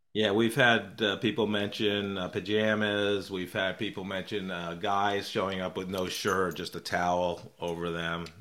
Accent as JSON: {"language": "English", "region": "New York", "country": "United States", "tie": "born or raised there", "said": "I was, uh, one state over in New York"}